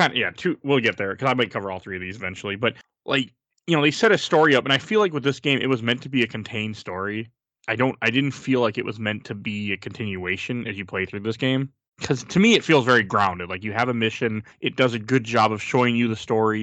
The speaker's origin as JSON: {"language": "English", "country": "United States", "said": "I am American"}